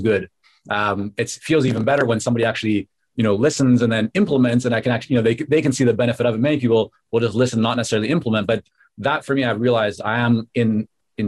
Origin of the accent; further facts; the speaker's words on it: Vancouver, British Columbia, Canada; English is a second language; also born or lived in Toronto / Israel; when I came back to Canada, this time to Vancouver at the age of 6 and a half, I didn't speak English